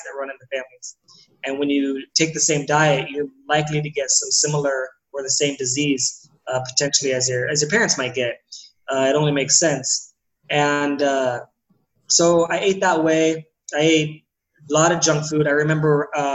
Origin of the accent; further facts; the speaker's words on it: San Diego, California, United States; I'm from San Diego. I'm born and raised in San Diego, California